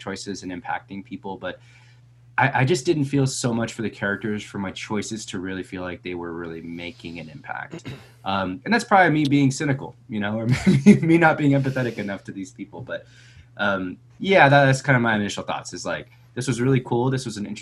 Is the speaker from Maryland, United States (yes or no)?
no; Willamette Valley, Oregon, United States; where I grew up in the Willamette Valley of Oregon in the Northwest